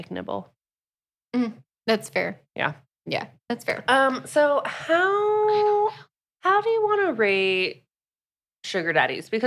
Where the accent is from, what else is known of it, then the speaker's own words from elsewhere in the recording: Florida, United States; growing up in Florida, I just